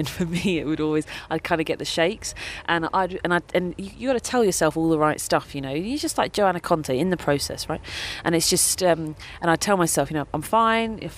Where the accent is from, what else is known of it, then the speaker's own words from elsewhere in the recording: United Kingdom; I'm British and everybody lives here. My aunt lives in Southfields, down the road